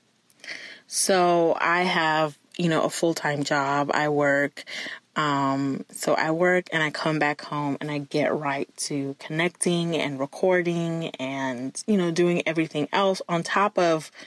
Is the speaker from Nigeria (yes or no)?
yes; Nigeria; now in Ohio, United States; I'm Nigerian.